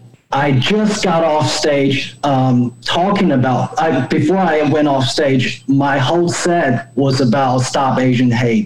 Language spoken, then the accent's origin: English; China; moved away as an adult; also born or lived in Alabama / Georgia / Texas; now in United States; I've been in this country. I'm from China. I've been in this country for almost 11 years. I lived in Alabama, Georgia, Texas